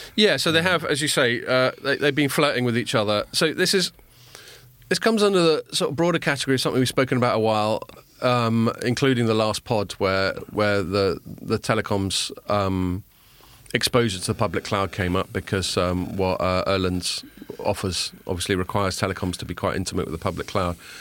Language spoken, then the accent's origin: English; England, United Kingdom; when I was a kid growing up in England